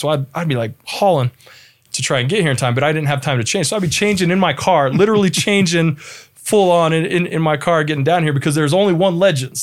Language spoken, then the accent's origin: English; Las Vegas, Nevada, United States; moved away as an adult; also born or lived in Spokane, Washington; now in Utah, United States; from Las Vegas originally, uh, was born and raised there.